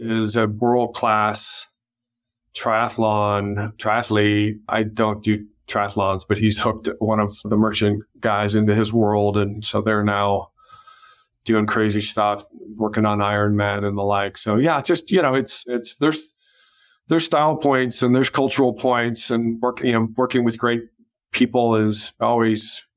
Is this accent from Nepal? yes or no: no; Colorado, United States; now in California, United States; I grew up in Colorado